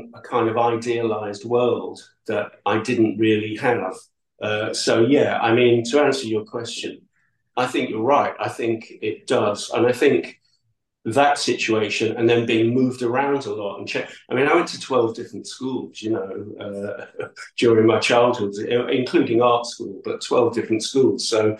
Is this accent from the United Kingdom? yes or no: yes; New Brighton, North West England, United Kingdom; also born or lived in Edinburgh / Manchester; I went back to live with my aunt and uncle in New Brighton, because I was originally from New Brighton.